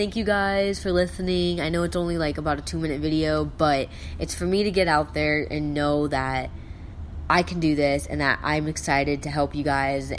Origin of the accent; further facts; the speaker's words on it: South Dakota, United States; I'm from South Dakota.